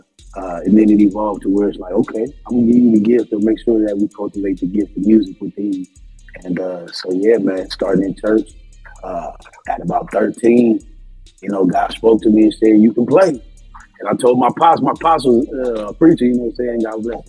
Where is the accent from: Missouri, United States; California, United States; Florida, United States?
Florida, United States; Tampa; Well, originally I'm from Tampa, Florida. That's my home, born and raised.